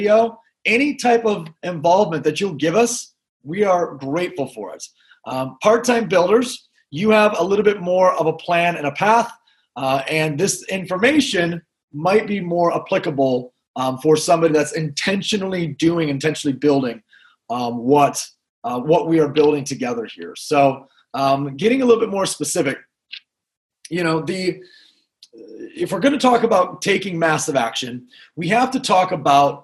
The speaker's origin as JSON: {"language": "English", "town": "Grand Rapids", "region": "Michigan", "country": "United States", "tie": "born or raised there", "said": "I'm actually originally from Grand Rapids, Michigan, where I'm sitting, and just very blue-collar, middle-class upbringing"}